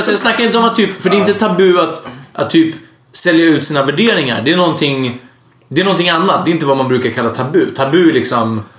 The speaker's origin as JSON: {"language": "Swedish", "country": "Hungary", "moved": "yes", "lives_now": "Sweden", "said": "jag är från Ungern"}